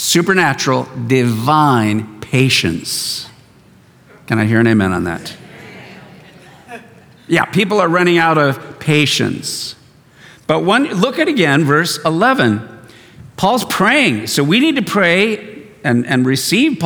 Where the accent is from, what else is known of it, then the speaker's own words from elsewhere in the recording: East County, California, United States; I grew up out in East County